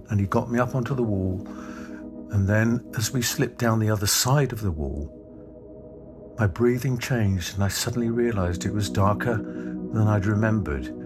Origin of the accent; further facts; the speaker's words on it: London, United Kingdom; Growing up in the East End of London uh, in the 1950s into the 1960s, I was born in 1950.